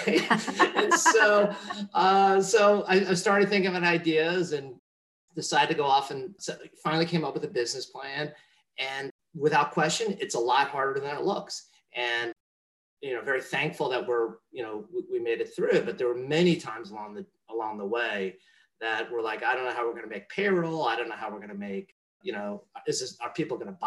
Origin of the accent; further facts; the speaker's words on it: New Jersey, United States; moved away as an adult; also born or lived in Korea / Rutherford, New Jersey / Oradell, New Jersey / Menlo Park, California; now in Silicon Valley, United States; I grew up in New Jersey